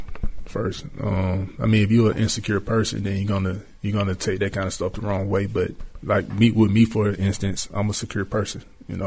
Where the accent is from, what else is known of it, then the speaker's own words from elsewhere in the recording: Atlanta, Georgia, United States; he's from Alabama, I'm from Atlanta, so I think we just both from the South